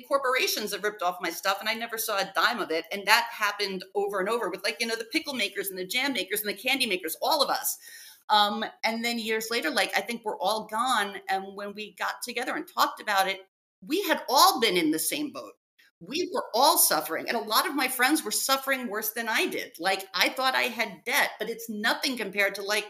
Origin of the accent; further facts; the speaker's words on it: New York City, New York, United States; I grew up in New York City. I grew up in Brooklyn